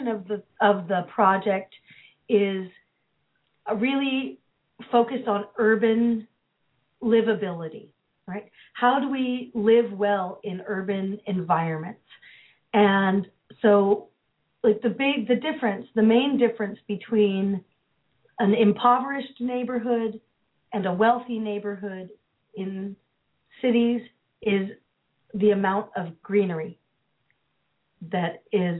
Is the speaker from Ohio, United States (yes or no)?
no; San Francisco, California, United States; moved away; also born or lived in Philadelphia; I grew up in the Haight-Ashbury in San Francisco in the 60s and 70s